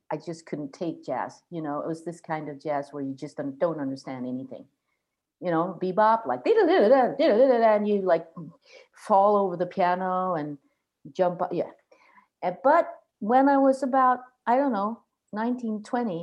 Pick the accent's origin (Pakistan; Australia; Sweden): Sweden; Gothenburg, Västra Götaland; English is a second language; also born or lived in southern Sweden / Stockholm; now in Gotland, Sweden; I come from Gothenburg from the beginning, and lived both in the south part of Sweden and then in Stockholm for a good many years.